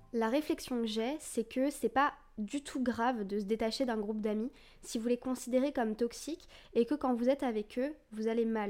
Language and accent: French; France; moi je suis d'origine vietnamienne, je suis française et vietnamienne